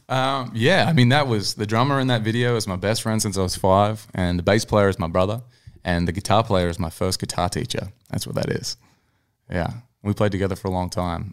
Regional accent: Newcastle, New South Wales, Australia; moved away as an adult; now in Nashville, United States; I was in my hometown of Newcastle

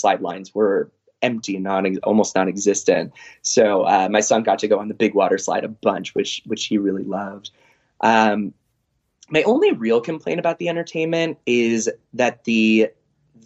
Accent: San Diego, California, United States; we're from San Diego.

